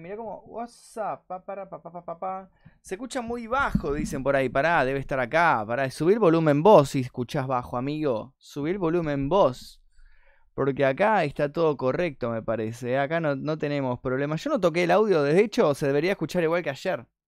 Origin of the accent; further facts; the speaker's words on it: Argentina; soy argentino.